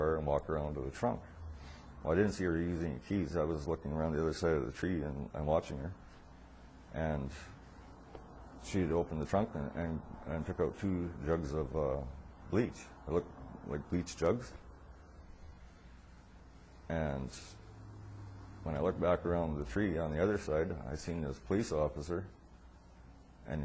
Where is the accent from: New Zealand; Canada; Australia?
Canada; Quesnel, British Columbia; I was born in Quesnel, B.C., where I've lived all my life.